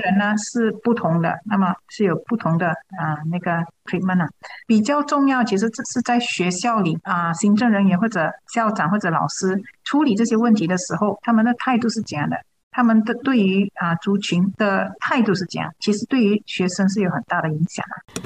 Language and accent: Chinese; East Malaysia, Malaysia; moved away as an adult; 我是从东马来的